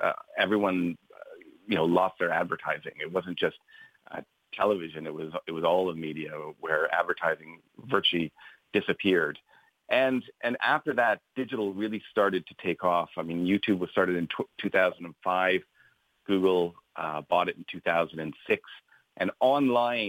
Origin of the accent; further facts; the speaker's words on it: Canada; moved away as an adult; also born or lived in London; now in Ireland; As you can tell by my accent, I'm not local. I grew up in Canada